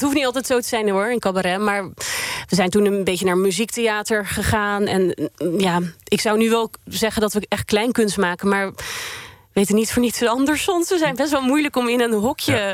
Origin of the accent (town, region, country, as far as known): Netherlands; born or raised there; also born or lived in Sweden